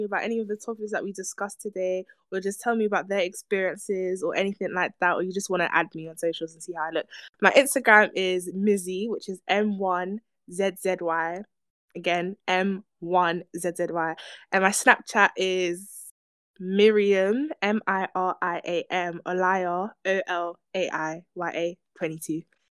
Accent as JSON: {"language": "English", "region": "England", "country": "United Kingdom", "said": "if I was to speak to American right now and they peg on to the fact that I'm from England, I'm from Britain, they're gonna ask me, do I drink tea?"}